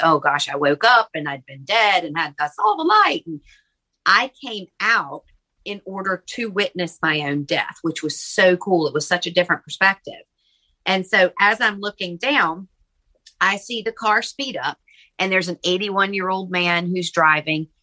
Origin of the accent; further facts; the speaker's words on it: Virginia, United States; moved away as an adult; also born or lived in Charleston, South Carolina; I'm from Virginia and ended up moving to Charleston, South Carolina